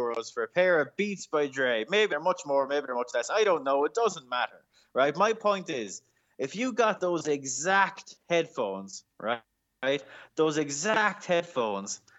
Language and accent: English; Ireland; As an Irish person